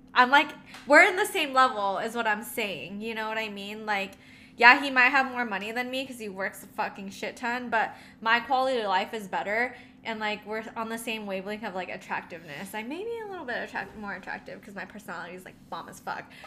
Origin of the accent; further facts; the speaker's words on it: National City, California, United States; also born or lived in Philippines; I grew up in the Philippines and then I came to the States. Um, my grandma had to walk me to school. And I lived in Nasty City, aka National City, in San Diego